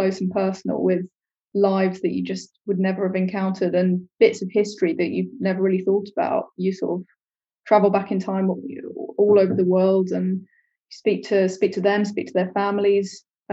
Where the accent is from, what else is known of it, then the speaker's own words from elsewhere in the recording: London, United Kingdom; also born or lived in Peckham, London / Cyprus (ancestry); We grew up in Tooting in southwest London.